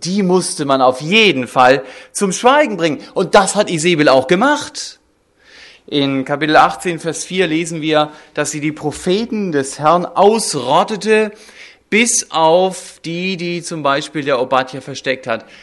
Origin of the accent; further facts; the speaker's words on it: Germany; wir als Deutsche